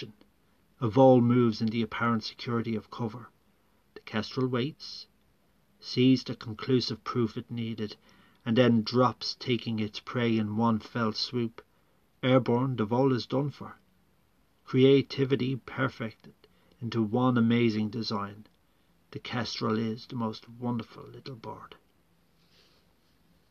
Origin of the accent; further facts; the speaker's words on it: Dublin, Leinster, Ireland; growing up in Ireland during the Troubles